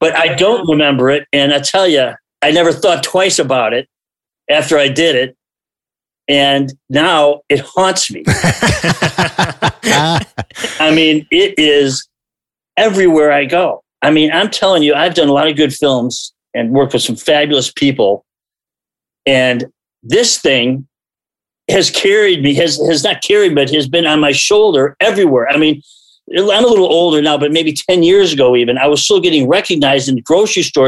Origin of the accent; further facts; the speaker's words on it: Chicago, Illinois, United States; moved away as an adult; also born or lived in Wisconsin; I grew up in Chicago, a Chicago actor